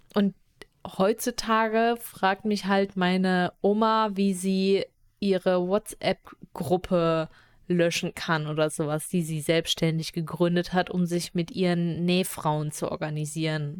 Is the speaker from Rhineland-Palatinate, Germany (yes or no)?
yes; Rhineland-Palatinate, Germany; wir sind ja in der Pfalz groß geworden